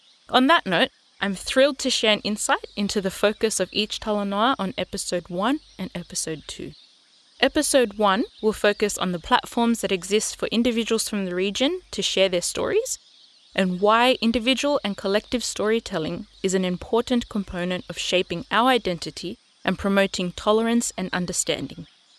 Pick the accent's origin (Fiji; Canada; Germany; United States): Fiji; Somosomo; also born or lived in Tonga; Bulavinaka … I am your host. I am a Fijian from Somosomongau and Tongan Kolomotu'a woman